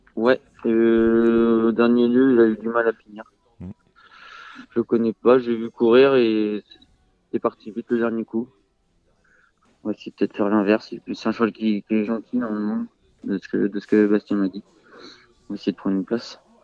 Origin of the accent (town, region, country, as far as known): Mayenne, Pays de la Loire, France; born or raised there; also born or lived in Le Mans, France